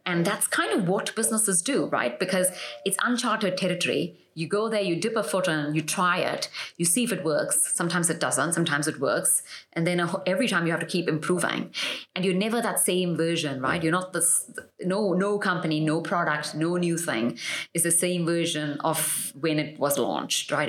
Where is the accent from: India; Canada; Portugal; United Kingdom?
India; Mumbai, Maharashtra; moved away as an adult; also born or lived in United States; I was born and raised in Mumbai